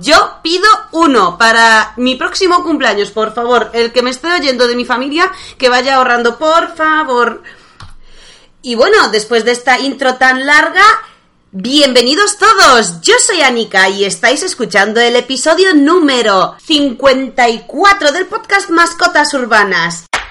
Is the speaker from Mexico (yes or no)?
no; Poland; Spanish is a second language; moved away; como buena polaca, que sigue aprendiendo español